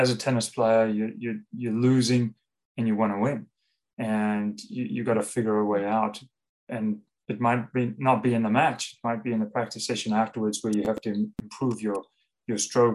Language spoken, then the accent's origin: English; South Africa; moved away; also born or lived in London, United Kingdom / Paris, France; growing up in South Africa, we were, from small, humble beginnings